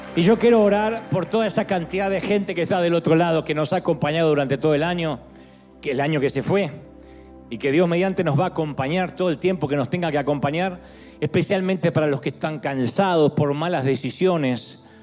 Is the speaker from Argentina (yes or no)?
yes; Argentina; also born or lived in nací bien al sur; now in United States; En Argentina dice, ¡epa!